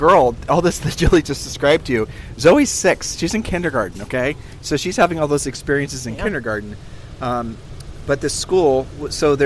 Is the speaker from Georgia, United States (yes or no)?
no; Columbus, Ohio, United States; moved away; we're originally from Columbus, Ohio